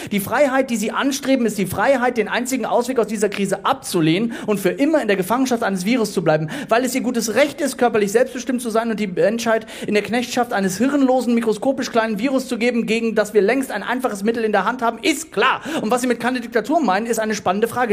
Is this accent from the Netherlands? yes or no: no; Duisburg, North Rhine-Westphalia, Germany; Ich komme gebürtig aus Duisburg